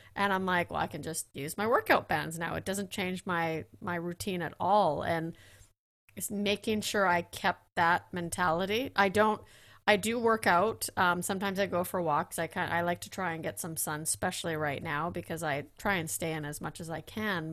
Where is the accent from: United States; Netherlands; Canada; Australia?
Netherlands; I'm from Holland